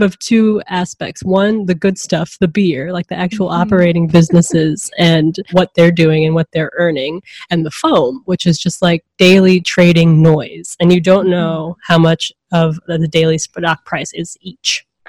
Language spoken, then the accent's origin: English; Atlanta, Georgia, United States; now in Seattle, United States; I grew up in Atlanta